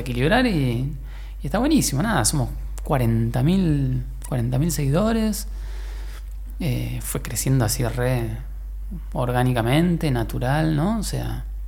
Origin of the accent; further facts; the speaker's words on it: Argentina; also born or lived in Mexico; me fui de acá de, de Argentina.